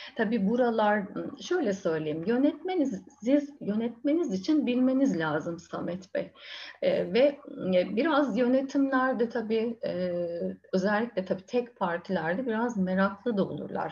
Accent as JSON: {"language": "Turkish", "town": "Bandırma", "region": "Balıkesir", "country": "Turkey", "also_born_or_lived": "Bursa"}